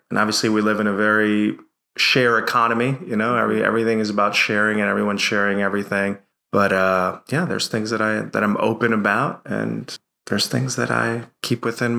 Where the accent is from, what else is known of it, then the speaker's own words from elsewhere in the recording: Bridgeport, Connecticut, United States; I grew up in a city called Bridgeport, Connecticut. For those of you who know the Northeast, it's the metro area. It's close to Philly, New York City, in inner city in Connecticut.